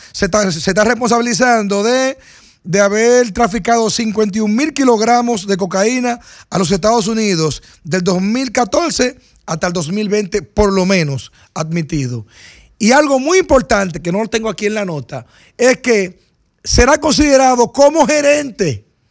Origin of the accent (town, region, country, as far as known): Dominican Republic